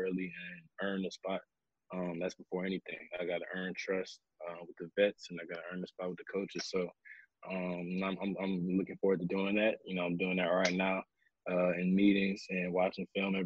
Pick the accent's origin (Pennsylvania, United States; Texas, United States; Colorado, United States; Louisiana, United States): Louisiana, United States; I'm from Louisiana